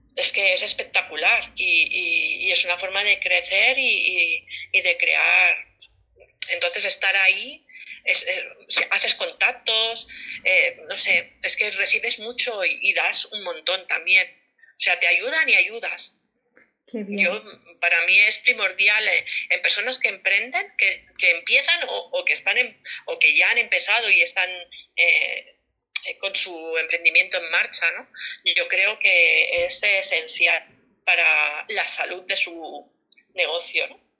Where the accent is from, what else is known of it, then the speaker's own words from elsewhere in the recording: Barcelona, Catalonia, Spain; now in Las Palmas de Gran Canaria, Spain; soy de Barcelona, aunque vivo en Las Palmas de Gran Canaria